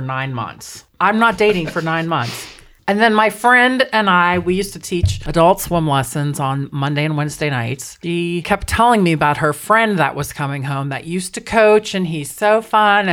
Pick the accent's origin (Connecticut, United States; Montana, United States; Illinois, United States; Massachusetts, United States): Montana, United States; I grew up in Montana